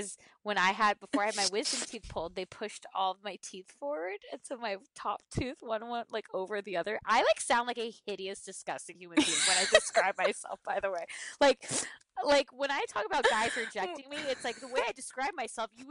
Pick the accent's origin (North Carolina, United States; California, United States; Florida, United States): California, United States; Irvine; I grew up in Irvine